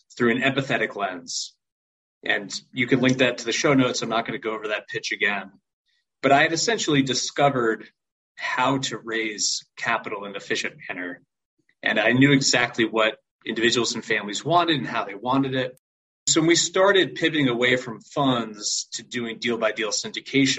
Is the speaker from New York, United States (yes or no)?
yes; New York, United States; also born or lived in Connecticut; now in Nashville, United States; I am originally from New York.